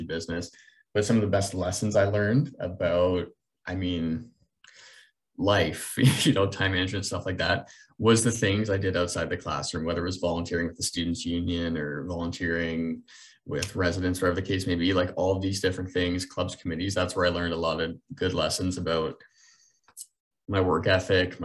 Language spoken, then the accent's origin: English; Brantford, Ontario, Canada; I'm from Brantford